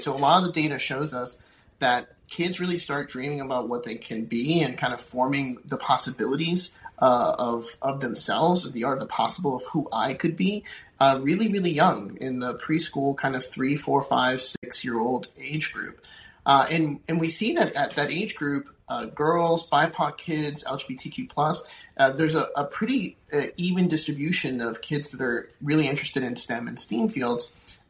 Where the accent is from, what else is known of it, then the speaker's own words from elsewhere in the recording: Puerto Rico; I'll take myself. I'm from Puerto Rico, so talk to kids from my background.